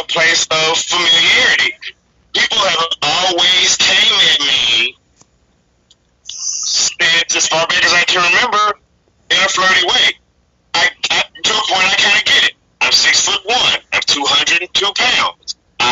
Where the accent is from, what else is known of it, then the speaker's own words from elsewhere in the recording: the South, United States; moved away; I'm from the South. I was born and raised in the South